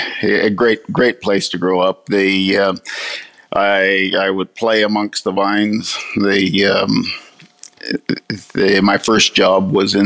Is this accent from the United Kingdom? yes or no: no; California, United States; So I grew up in vineyards in California